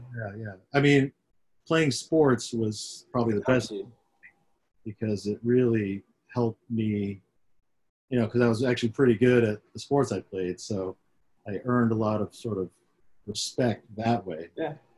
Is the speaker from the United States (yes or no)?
yes; Syracuse, New York, United States; I grew up in upstate New York, up in Syracuse.